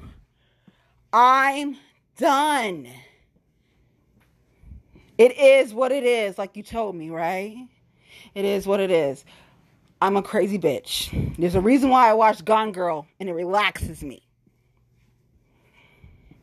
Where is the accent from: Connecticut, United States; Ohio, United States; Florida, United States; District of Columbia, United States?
Ohio, United States; Cincinnati; Suburban bitch was born and raised in Cincinnati